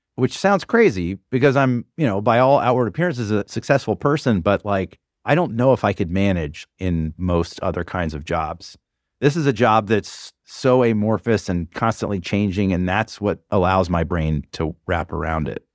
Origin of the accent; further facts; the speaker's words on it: the South, United States; now in New York, United States; I grew up in the South